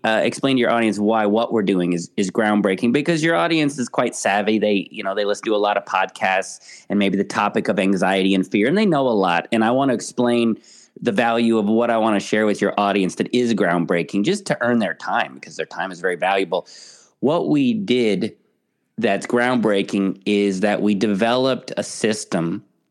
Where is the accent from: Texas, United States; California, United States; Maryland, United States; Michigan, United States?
California, United States; San Francisco; moved away as an adult; now in United Kingdom; I am originally from San Francisco